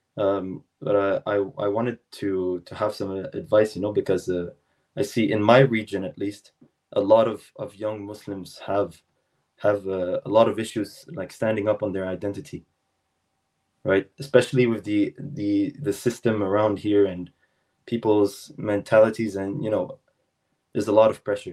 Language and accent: English; South Shore of Montreal, Quebec, Canada; I'm from the South Shore of Montreal